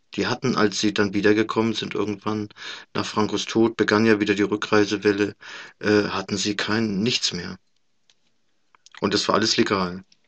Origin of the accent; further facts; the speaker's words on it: Germany; wir als Deutsche Deutsche